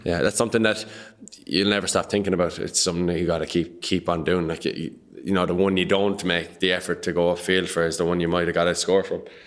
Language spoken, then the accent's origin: English; Patrickswell, Munster, Ireland; I'm from Patrick Swell, which is a hurling village